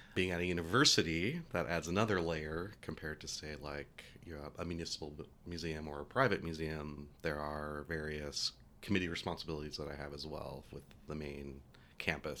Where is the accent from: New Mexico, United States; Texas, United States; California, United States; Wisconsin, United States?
New Mexico, United States; Albuquerque; I grew up in Albuquerque